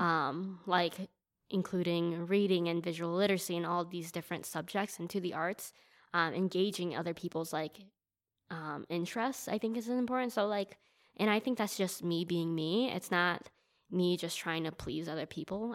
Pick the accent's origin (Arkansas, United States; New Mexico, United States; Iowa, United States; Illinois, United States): Illinois, United States; Elgin; I'm from Elgin